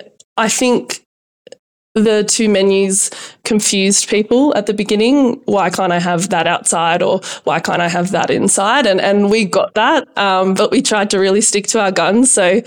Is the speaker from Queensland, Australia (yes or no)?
no; Orange, New South Wales, Australia; You know, growing up in Orange, it was great. And then you kind of hit your teenage years and, you know, you think you're invincible and you just, you know, I almost outgrew Orange in a way and couldn't leave quick enough